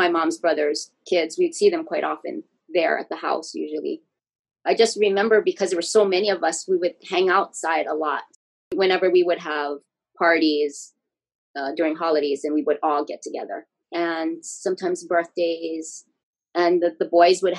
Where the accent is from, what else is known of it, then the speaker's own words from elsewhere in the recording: Honolulu, Hawaii, United States; I grew up in the Aina Haina area